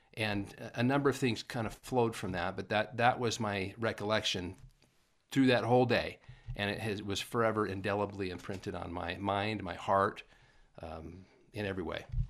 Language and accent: English; Paul, Idaho, United States; moved away; also born or lived in California / Utah; born and raised in Paul, Idaho.